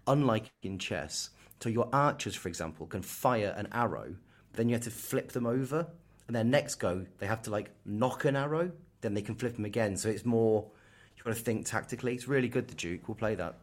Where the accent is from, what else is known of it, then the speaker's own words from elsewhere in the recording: Kettering, East Midlands, United Kingdom; moved away; I was born in Kettering